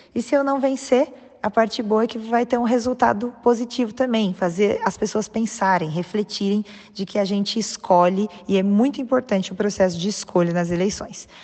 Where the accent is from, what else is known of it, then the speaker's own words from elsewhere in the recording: Taubaté, São Paulo, Brazil; eu sou aqui de Taubaté, no interior de São Paulo, uma terra muito boa.